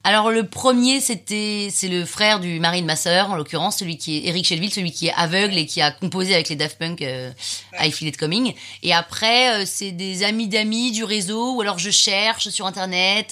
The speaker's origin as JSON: {"language": "French", "town": "Saint-Cloud", "region": "Île-de-France", "country": "France", "tie": "born or raised there", "also_born_or_lived": "London / Nantes", "lives_now": "Paris, France", "said": "Je suis née à Londres, j'ai vécu 8 ans à Londres. Et puis ensuite, on est arrivé à Saint-Cloud, euh, pendant, à Paris pendant six mois, et puis après on est arrivé à Saint-Cloud"}